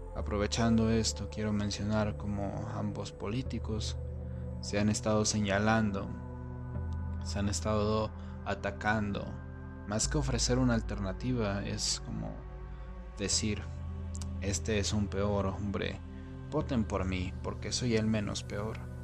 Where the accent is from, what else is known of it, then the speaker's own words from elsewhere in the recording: Mexico; en mi país, en México